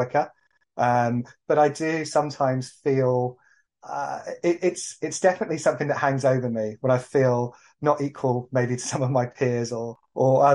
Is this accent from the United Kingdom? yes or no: yes; Exeter, South West England, United Kingdom; I grew up in Exeter in Devon a few years ago now